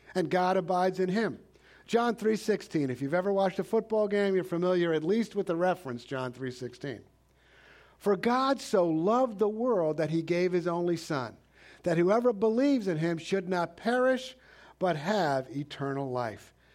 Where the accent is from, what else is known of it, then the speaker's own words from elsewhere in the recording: New York City, New York, United States; I grew up in New York City